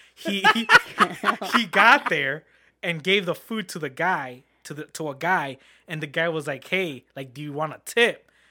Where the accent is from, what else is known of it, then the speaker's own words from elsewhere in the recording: Harvey, Illinois, United States; I grew up in Harvey world